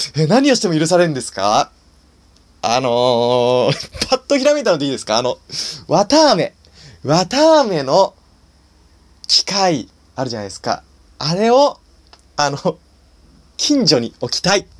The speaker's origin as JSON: {"language": "Japanese", "region": "Nagano", "country": "Japan", "tie": "born or raised there", "moved": "yes", "lives_now": "Tokyo, Japan", "said": "僕はですね、長野県出身で"}